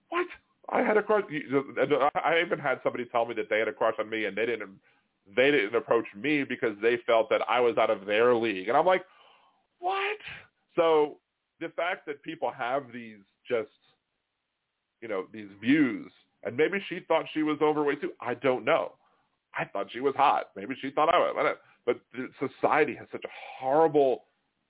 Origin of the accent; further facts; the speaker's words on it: Baltimore, Maryland, United States; we're both from Baltimore